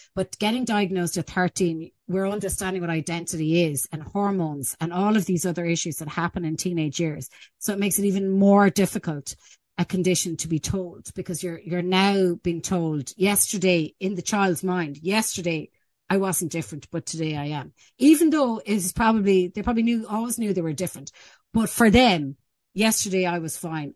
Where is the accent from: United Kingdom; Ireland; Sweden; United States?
Ireland; we're actually quite good in our attitude as an Irish people, as an Irish culture